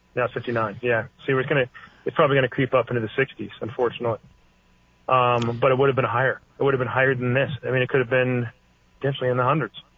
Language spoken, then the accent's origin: English; Northern California, United States; I was born in Northern California